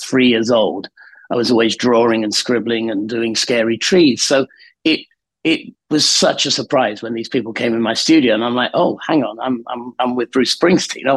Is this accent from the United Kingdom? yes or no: yes; the north of England, United Kingdom; I grew up in Northern England in the sort of late 60s, early 70s